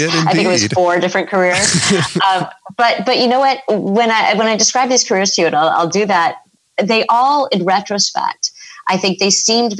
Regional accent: California, United States; also born or lived in East Coast; I'm from California

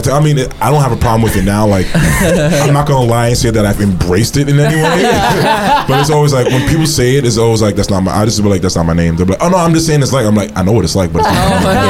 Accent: New York City, New York, United States; Born and raised in Brooklyn, New York.

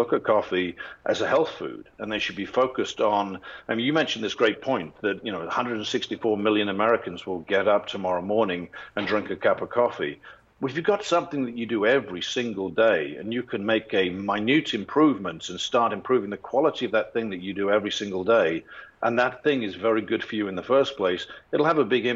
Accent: England, United Kingdom; moved away; I'm English

